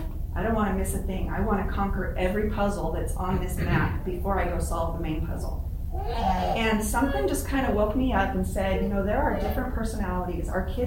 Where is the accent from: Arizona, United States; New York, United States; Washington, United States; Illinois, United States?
Arizona, United States; also born or lived in California; I was born in California, and I moved to Arizona when I was 4 years old. I started my first day of school about 3 months later, and I never felt like I fit in.